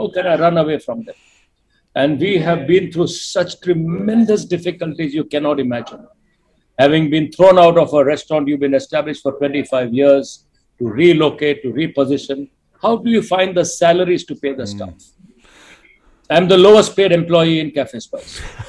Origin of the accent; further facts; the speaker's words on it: India; moved away; So Binay inherited me in 1991 when I came from India.